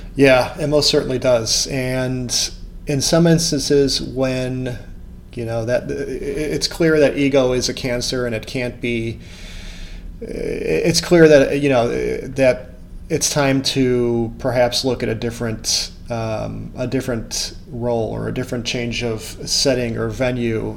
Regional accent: United States; as an American

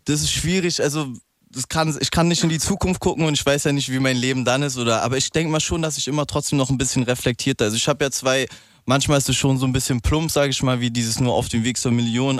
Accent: Berlin, Germany; Ich bin ja Berliner

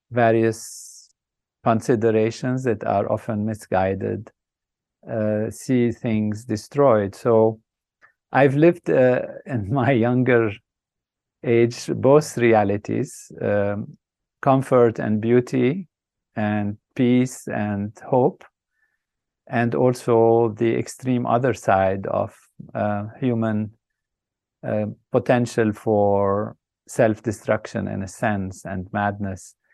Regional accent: Lebanon; I started off in a country that was a dream place, a place of uh, amazing, what I would say, beauty and um, grand possibilities um, with nature that's balanced, uh, peace and harmony.

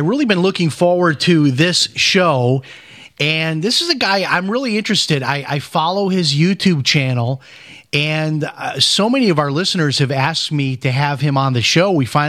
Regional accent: Chicago, Illinois, United States; I know where South Bend is. I grew up in Chicago, but I always enjoyed that visit.

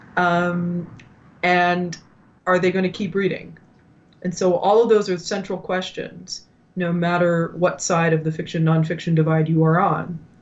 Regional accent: Ottawa, Ontario, Canada; moved away as an adult; also born or lived in New York; I had returned back to my hometown in Ottawa

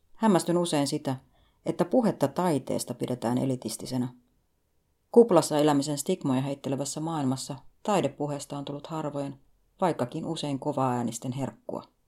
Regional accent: Finland; Lapsuuteni Suomessa

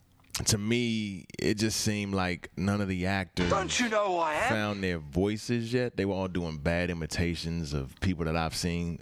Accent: Prince George's County, Maryland, United States; moved away as an adult; also born or lived in Bahamas / Notre Dame, Indiana; I was born in the Bahamas, raised in Maryland, PG County, Maryland or Merlin.

